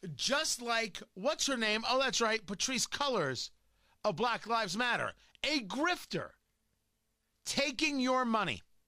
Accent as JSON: {"language": "English", "region": "New Jersey", "country": "United States", "tie": "born or raised there", "said": "growing up in Jersey"}